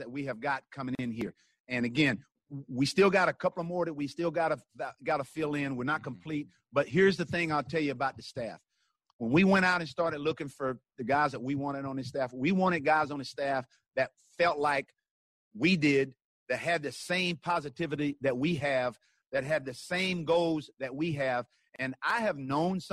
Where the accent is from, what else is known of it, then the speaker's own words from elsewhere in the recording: Tennessee, United States; also born or lived in Kansas City; I'm from Tennessee